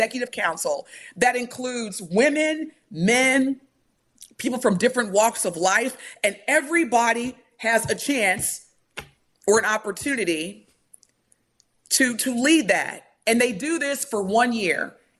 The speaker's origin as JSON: {"language": "English", "country": "United States", "said": "I'm Black in America, I'm still American"}